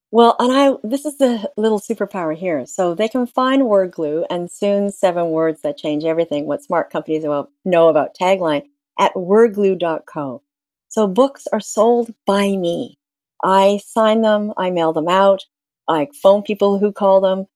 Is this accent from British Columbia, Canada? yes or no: no; Ontario, Canada; I'm from Ontario in Canada